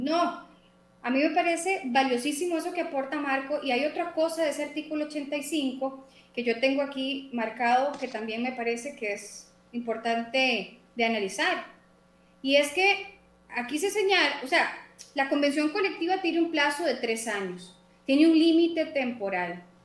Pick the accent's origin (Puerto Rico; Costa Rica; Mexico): Costa Rica; yo como costarricense